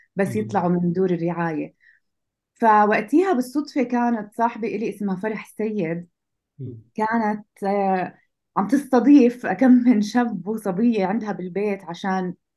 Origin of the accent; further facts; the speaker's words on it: Jordan; عندنا بالاردن